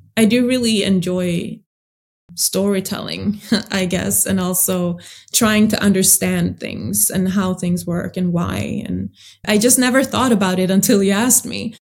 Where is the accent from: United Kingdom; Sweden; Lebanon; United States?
Sweden; I grew up in Sweden, but I do have a background in another African country